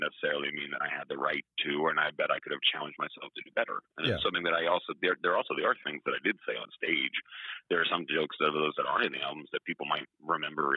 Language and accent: English; Atlanta, Georgia, United States; moved away; I'm from Atlanta